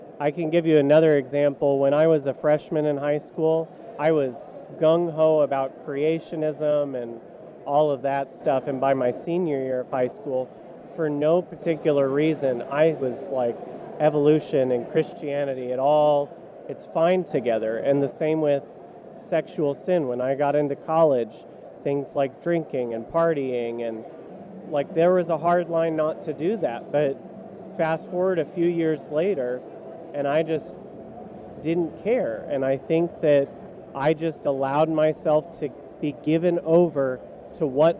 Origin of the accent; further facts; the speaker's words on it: California, United States; I grew up in California